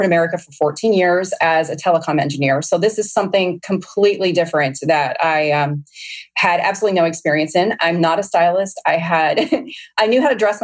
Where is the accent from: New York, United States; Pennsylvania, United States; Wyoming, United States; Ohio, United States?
Pennsylvania, United States; Hopewell; now in Dallas, United States; Hopewell, Pennsylvania, population 230